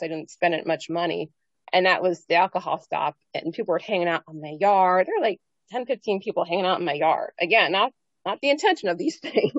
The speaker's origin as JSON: {"language": "English", "region": "Pennsylvania", "country": "United States", "said": "I was from Pennsylvania"}